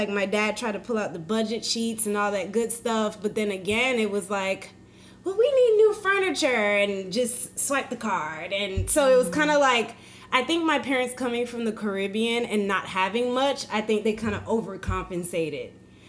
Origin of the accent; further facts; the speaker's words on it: Central Florida, United States; moved away as an adult; now in Atlanta, United States; I am originally from Central Florida and moved to Atlanta about a year and a half ago.